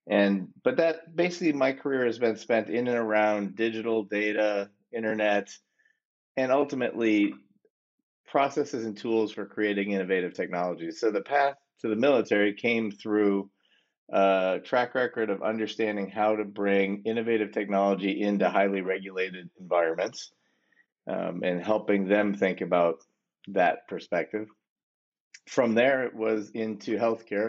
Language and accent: English; Wisconsin, United States; also born or lived in Boston / New York / Pittsburgh / Washington, D.C.; now in Chapel Hill, United States; I'm from Wisconsin originally